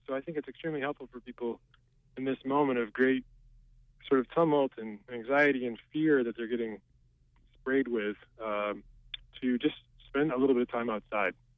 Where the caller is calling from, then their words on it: Brooks, Maine, United States; I'm calling from Brooks